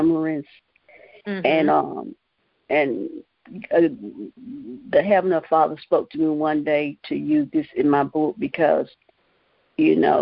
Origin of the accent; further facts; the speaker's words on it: Morven, North Carolina, United States; I am from Morven, North Carolina